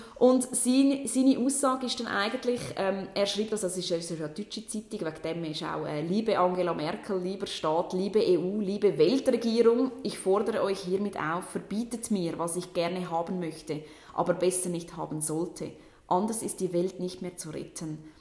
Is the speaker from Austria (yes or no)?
no; Switzerland; bei uns in der Schweiz